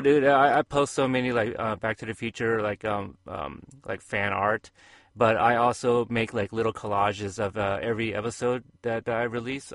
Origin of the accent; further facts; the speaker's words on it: Portland, Oregon, United States; my hometown